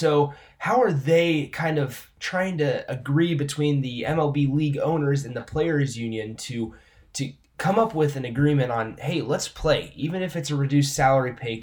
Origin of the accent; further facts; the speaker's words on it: Lincoln, Nebraska, United States; I grew up in Lincoln, Nebraska